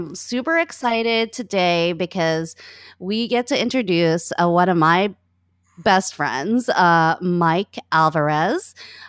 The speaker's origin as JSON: {"language": "English", "country": "Philippines", "lives_now": "New York, United States", "said": "We're both Filipino. He has a very wicked, wonderful sense of humor, and his family. I'm in New York"}